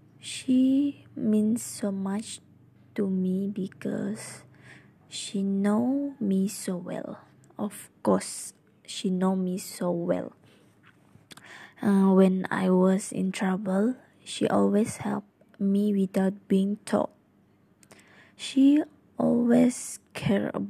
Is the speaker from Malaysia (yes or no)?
yes; Sarawak, Malaysia; I'm from Sarawak